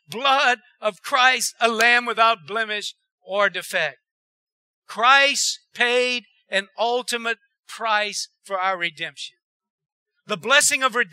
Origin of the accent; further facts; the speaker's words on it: Erath, Louisiana, United States; I was raised in Erad